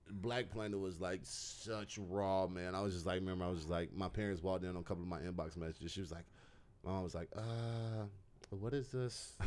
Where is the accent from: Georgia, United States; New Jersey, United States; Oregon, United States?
Georgia, United States; I'm from, like, Georgia in the U S.